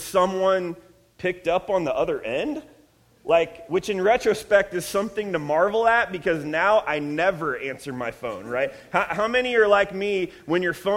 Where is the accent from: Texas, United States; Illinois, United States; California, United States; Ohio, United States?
Ohio, United States; now in Redlands, United States; I'm from Ohio, so yes, I said granny and pap